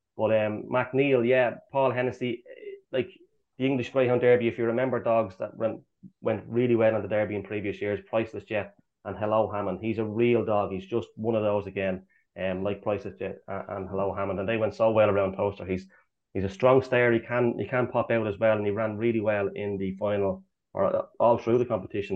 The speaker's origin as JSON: {"language": "English", "town": "Swords", "region": "Leinster", "country": "Ireland", "said": "I'm actually from Swords, Swords"}